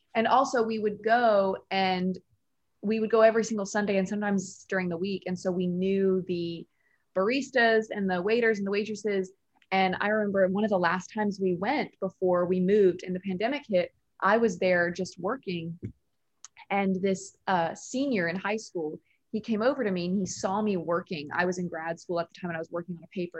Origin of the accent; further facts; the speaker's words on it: Nashville, Tennessee, United States; also born or lived in New York; I'm from Nashville